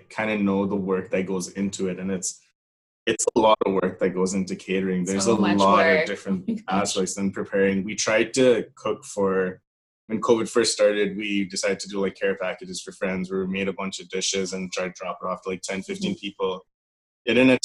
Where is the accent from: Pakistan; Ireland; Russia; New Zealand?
Pakistan; now in Toronto, Canada; everyone's house had a different chicken curry, like growing up in Pakistan